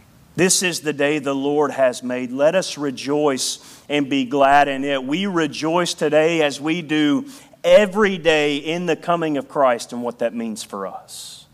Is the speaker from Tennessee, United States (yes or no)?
yes; Tennessee, United States; moved away; In the hills of Tennessee, we did it differently. People made fun of me when I moved here about how I talked, and I made fun of them. All right, that, I sounded like a hillbilly.